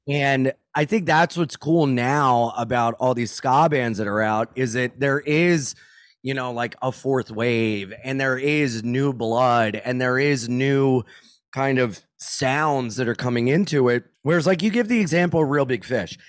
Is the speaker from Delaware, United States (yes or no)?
yes; Wilmington, Delaware, United States; I'm from Wilmington, Delaware